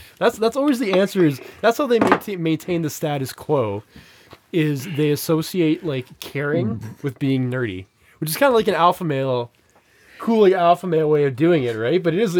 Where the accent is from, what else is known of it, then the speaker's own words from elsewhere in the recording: Laos; I'm from Laos. Population 4 million, landlocked country.